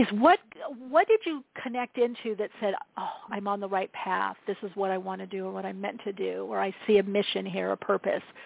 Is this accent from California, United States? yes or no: yes; Southern California, United States; also born or lived in Europe; I'm from Southern California, near the beach